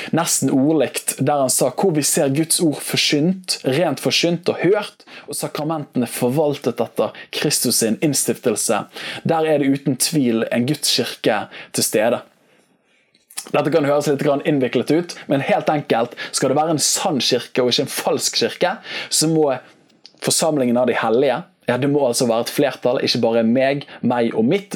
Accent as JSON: {"language": "Norwegian", "town": "Bergen", "region": "Vestland", "country": "Norway", "tie": "born or raised there", "said": "jeg vokste opp med her i Bergen"}